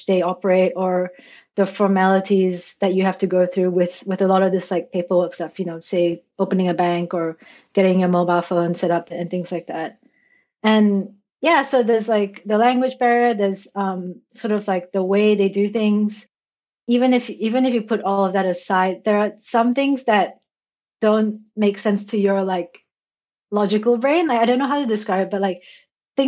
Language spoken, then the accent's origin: English; Malaysia; first language English; moved away as an adult; also born or lived in Australia; now in Tokyo, Japan; I was born and raised in Malaysia